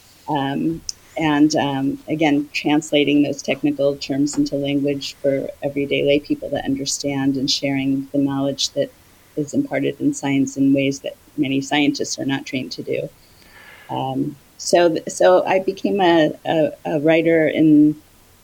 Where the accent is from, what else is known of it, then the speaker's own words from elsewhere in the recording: Cincinnati, Ohio, United States; moved away as an adult; also born or lived in Washington, D.C.; now in Maryland, United States; I grew up in Cincinnati, Ohio. I moved to D.C. when I was in my 20s